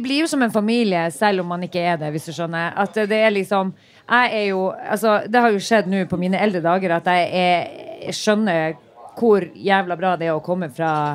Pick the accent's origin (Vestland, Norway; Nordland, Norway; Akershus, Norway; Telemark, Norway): Nordland, Norway; Narvik; moved away as an adult; also born or lived in Oslo